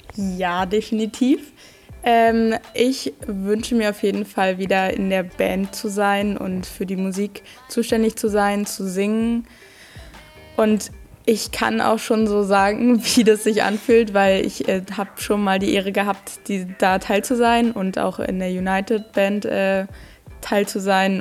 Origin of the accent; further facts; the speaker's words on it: Petershagen/Eggersdorf, Brandenburg, Germany; ich komme aus Petershagen, Eggersdorf